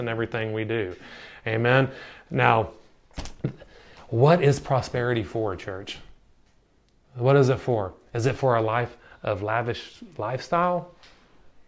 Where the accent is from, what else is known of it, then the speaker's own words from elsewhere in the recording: United States; moved away as an adult; now in Ireland; I grew up in America